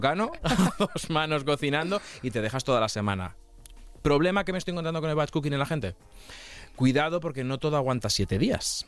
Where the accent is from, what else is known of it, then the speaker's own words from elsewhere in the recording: Castilla-La Mancha, Spain; yo vengo de Castilla-La Mancha, y yo he vivido en una familia matriarcal toda la vida.